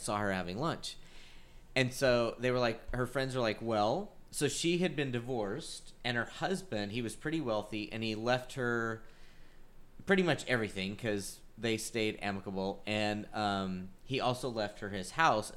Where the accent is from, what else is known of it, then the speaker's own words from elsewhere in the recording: Butte, Montana, United States; now in Texas, United States; my hometown of Butte